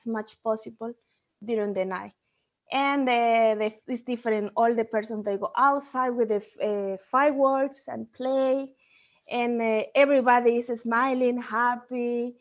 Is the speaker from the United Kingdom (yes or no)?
no; Bolivia; English is a second language; moved away as an adult; now in Denmark; I'm coming from Bolivia. For those who doesn't know where is Bolivia located, it's in the heart of South America.